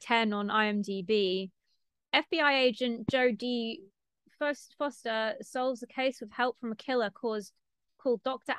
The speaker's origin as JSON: {"language": "English", "town": "Stockport", "region": "North West England", "country": "United Kingdom", "said": "I'm not actually a Mancunian. Like, technically, I'm a Stocktarian. I'm from Stockport, which is next to Manchester."}